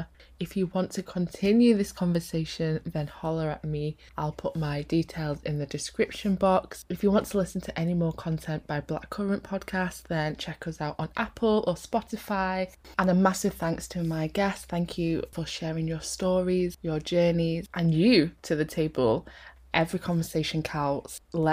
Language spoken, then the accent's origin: English; Manchester, North West England, United Kingdom; But I was the same, like, people don't think I'm from Manchester at all.